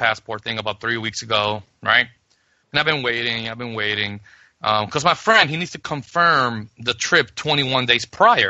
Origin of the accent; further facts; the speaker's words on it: New York City, New York, United States; also born or lived in Puerto Rico; Then I moved to the Bronx with the rest of the Puerto Ricans